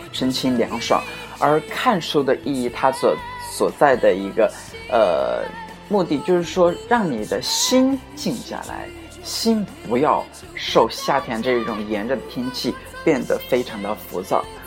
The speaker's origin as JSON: {"language": "Chinese", "country": "China", "said": "我们中国人"}